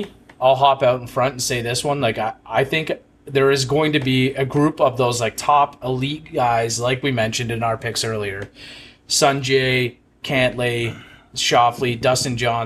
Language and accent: English; Canada; as a Canadian